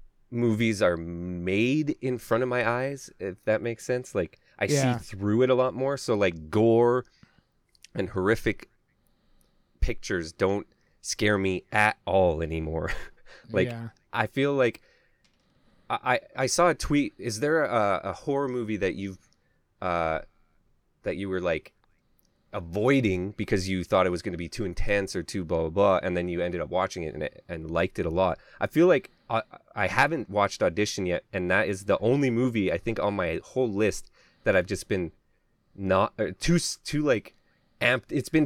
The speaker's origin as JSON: {"language": "English", "region": "Alberta", "country": "Canada", "said": "I'm from Alberta"}